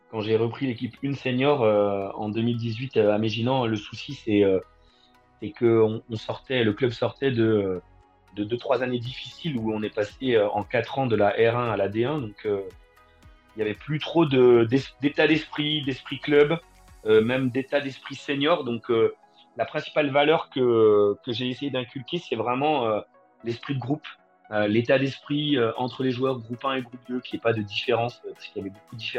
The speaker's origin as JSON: {"language": "French", "region": "Bourgogne-Franche-Comté", "country": "France", "tie": "born or raised there", "said": "d'abord en Franche-Comté, parce que je suis originaire de Franche-Comté où j'ai joué de débutant à, à U19 euh, dans un club"}